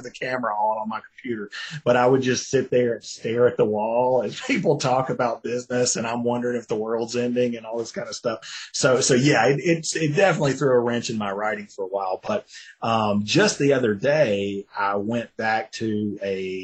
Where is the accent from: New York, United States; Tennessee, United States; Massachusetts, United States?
Tennessee, United States; I'm from Tennessee